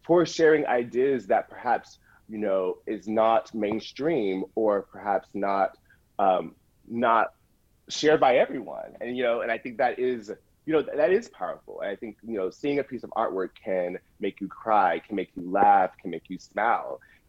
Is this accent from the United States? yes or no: yes; the South, United States; particularly growing up in the South, which is a bit more conservative than growing up in New York